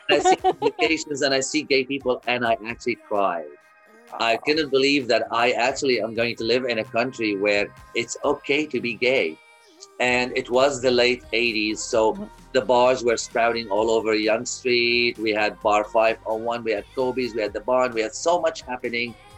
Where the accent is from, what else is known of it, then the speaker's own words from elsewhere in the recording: Kuwait; moved away as an adult; also born or lived in Lebanon; now in Canada; I was born in Kuwait